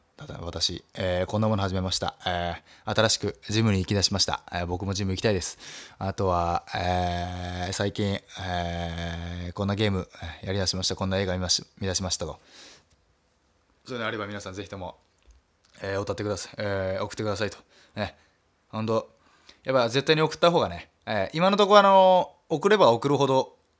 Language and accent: Japanese; Nagasaki, Japan; moved away as an adult; now in Tokyo, Japan; 長崎からラジオ DJ 目指すと言って、えー、上京してきて